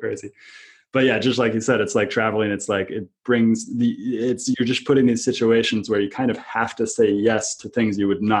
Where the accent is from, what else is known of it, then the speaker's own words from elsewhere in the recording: United States; growing up in America